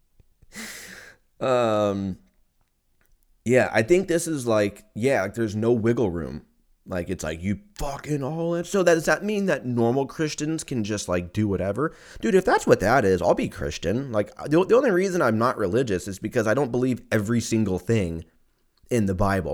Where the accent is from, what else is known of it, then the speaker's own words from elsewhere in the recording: Lancaster, California, United States; now in Austin, United States; I grew up in Lancaster